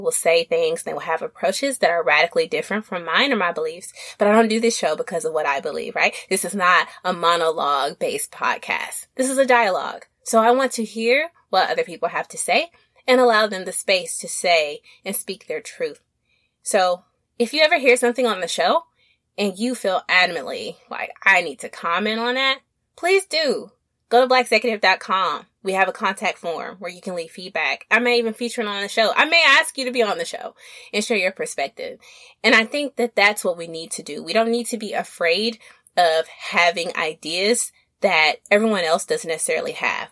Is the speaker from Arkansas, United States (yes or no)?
yes; Little Rock, Arkansas, United States; accent: Southern; now in East Coast, United States; I'm a Southern chick from Little Rock, Arkansas